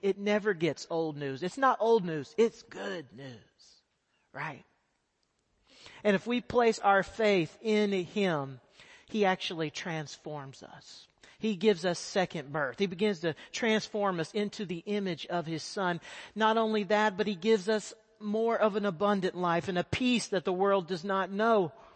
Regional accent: Texas, United States; moved away as an adult; now in South Asia; I am a Texas boy. I grew up in Texas

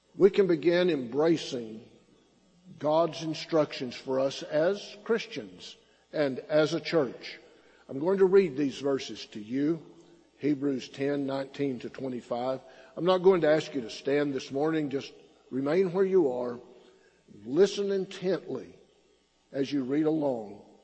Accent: Silverton, Texas, United States; now in Belton, United States; I grew up in the Texas Panhandle. My hometown is a name, little town named Silverton

